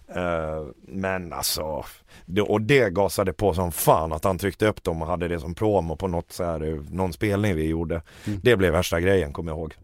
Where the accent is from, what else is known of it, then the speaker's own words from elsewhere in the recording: Borlänge, Dalarna County, Sweden; vi kommer från Romme i Borlänge båda två